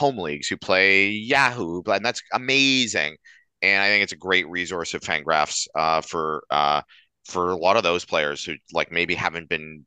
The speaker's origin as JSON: {"language": "English", "country": "Canada", "accent": "Canadian", "said": "My Canadian accent"}